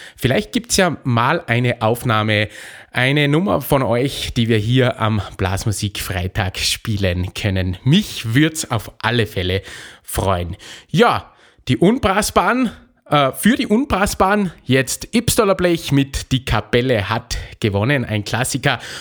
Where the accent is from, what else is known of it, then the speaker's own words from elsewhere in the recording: Salzburg, Austria; bei uns in Salzburg